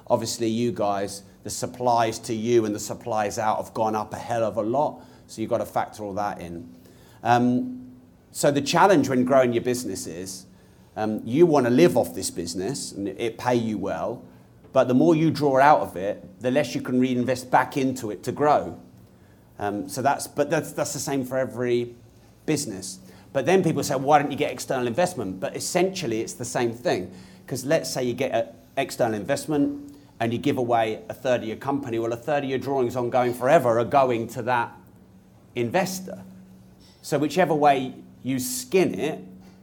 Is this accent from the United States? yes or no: no; Peterborough, East of England, United Kingdom; I'm from Peterborough.